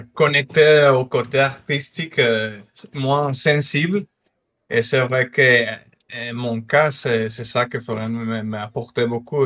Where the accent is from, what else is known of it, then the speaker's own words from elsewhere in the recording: northern Mexico, Mexico; moved away; je suis mexicain, du nord du Mexique, euh, frontière avec les États-Unis